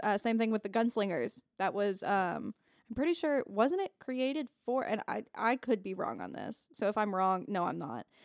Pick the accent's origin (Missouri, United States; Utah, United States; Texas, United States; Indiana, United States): Indiana, United States; I'm from Indiana